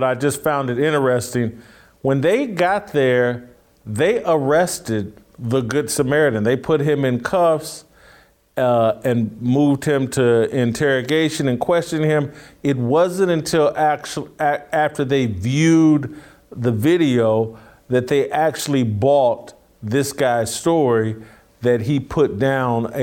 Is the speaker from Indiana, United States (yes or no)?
yes; near Greenwood, Indiana, United States; in my hometown, my home state, Greenwood, Indiana, I'm about 30 minutes or grew up about 30, 15, 20 minutes outside of Greenwood.